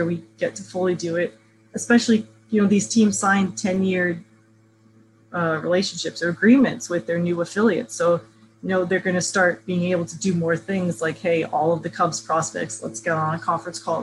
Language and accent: English; Melbourne, Florida, United States; also born or lived in Southern California; now in New York, United States; I grew up in Central Florida, just an hour south in Melbourne.